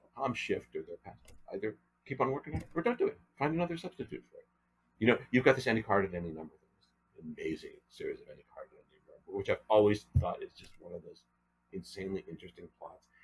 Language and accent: English; Newton, Massachusetts, United States; moved away as an adult; also born or lived in Annapolis, Maryland / Europe; now in Los Angeles, United States; the Newton, Massachusetts, again my hometown creative arts program